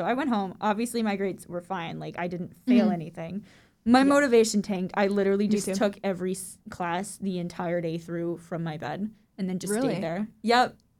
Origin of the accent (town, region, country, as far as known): Florida, United States; born or raised there